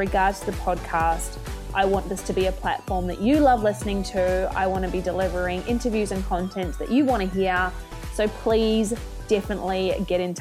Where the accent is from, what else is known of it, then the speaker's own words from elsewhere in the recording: Australia; moved away as an adult; now in Christchurch, New Zealand; Whilst I now call Christchurch, New Zealand home, I am originally from Australia and made the move over the ditch about 12 years